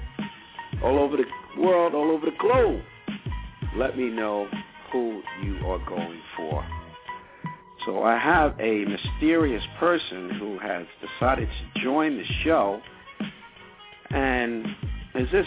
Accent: New York, United States; I'm a New Yorker

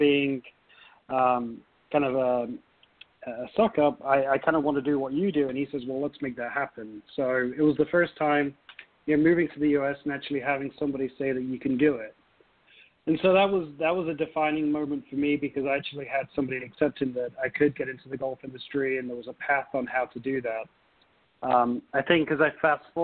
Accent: Nottingham, East Midlands, United Kingdom; moved away as an adult; now in United States; growing up in England

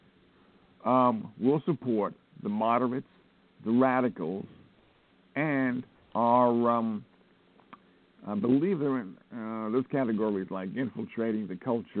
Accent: United States; I'm an American

